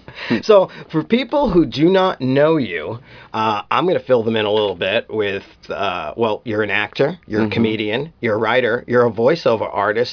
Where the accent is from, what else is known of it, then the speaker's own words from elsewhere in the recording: New York City, New York, United States; I'm from Brooklyn.